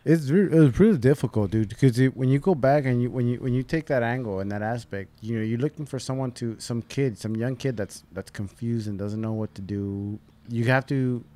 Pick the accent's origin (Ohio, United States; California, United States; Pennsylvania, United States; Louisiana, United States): California, United States; Covina; I grew up in Covina